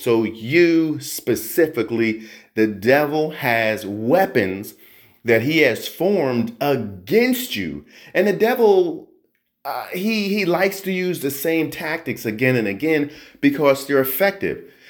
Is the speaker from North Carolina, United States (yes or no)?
no; New Jersey, United States; I grew up in New Jersey